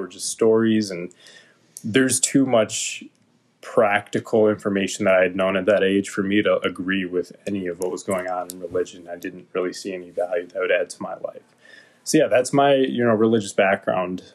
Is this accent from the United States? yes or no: yes; Sterling Heights, Michigan, United States; also born or lived in Florida / Royal Oak, Michigan; I spent most of my childhood and was pretty much raised and considered Sterling Heights, Michigan, my hometown